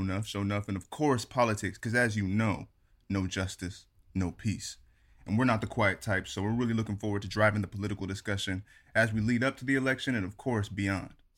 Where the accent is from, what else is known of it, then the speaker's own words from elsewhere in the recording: Phoenix, Arizona, United States; Phoenix, Arizona's own